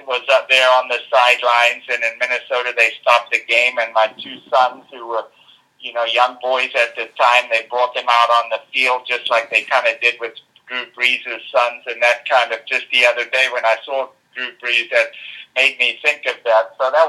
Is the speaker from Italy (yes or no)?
no; South Africa; nearly as many as when I was a kid growing up in South Africa, I can tell you.